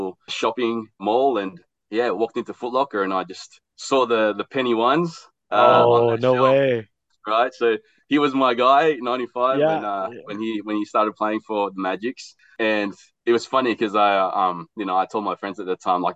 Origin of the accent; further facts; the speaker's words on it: Australia; also born or lived in Philippines; I was born in the Philippines and we migrated to Australia in the late 80s. So I'm an 80s baby, child of the 90s